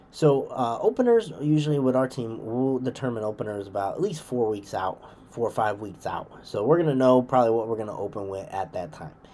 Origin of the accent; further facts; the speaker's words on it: Western Massachusetts, United States; I grew up in Western Mass, so that's my home area